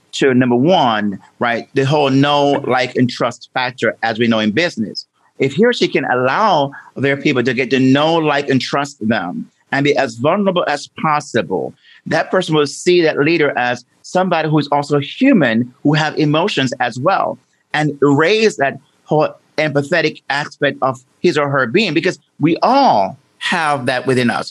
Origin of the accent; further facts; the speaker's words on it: Jamaica; I'm from Jamaica, as and growing up there